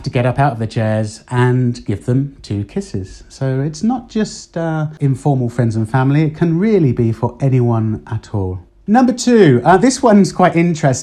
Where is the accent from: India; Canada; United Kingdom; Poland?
United Kingdom; moved away as an adult; now in Spain; what we would say, certainly in the UK